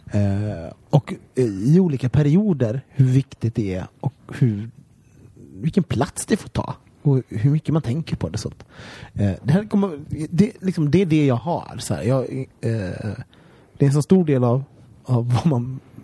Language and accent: Swedish; Sweden